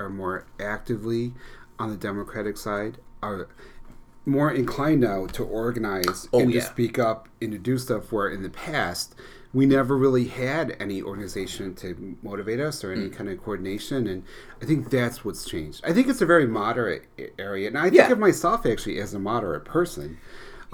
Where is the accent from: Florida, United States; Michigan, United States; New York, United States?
New York, United States; Westmoreland; born or raised there